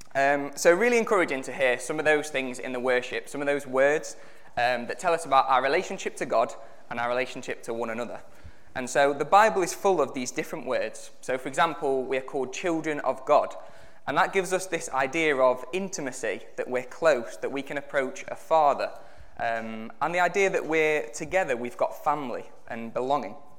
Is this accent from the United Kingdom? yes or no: yes; United Kingdom; we're given this identification as British citizens